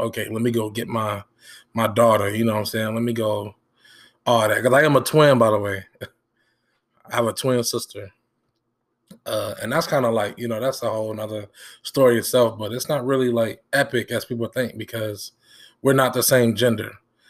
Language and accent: English; Benton Harbor, Michigan, United States; We grew up on Clay Street. If you're from Michigan or Benton Harbor, you know what that is. We grew up on Clay Street.